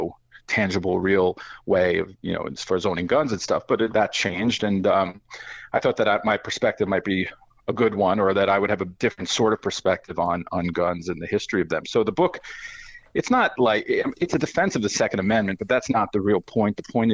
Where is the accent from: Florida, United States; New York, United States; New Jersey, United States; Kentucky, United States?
New York, United States; Well, I grew up in New York, where not a lot of people had guns, or at least not law-abiding people.